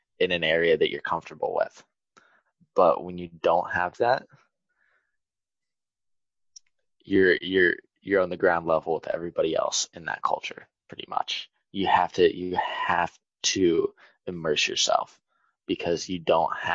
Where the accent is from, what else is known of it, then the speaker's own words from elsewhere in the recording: United States; I'm an American